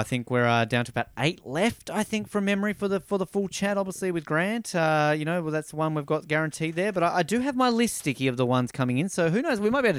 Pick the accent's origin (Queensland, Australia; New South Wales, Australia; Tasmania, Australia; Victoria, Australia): Tasmania, Australia; moved away; my home state of Tasmania.